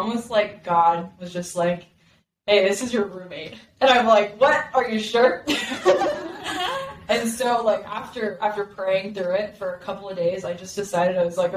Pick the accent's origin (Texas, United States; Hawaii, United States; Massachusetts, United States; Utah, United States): Texas, United States; Dallas; also born or lived in Simi Valley, California; now in Arizona, United States; I am originally from Simi Valley, California, and I was raised in Dallas, Texas, but I've been in Arizona for the last 10 years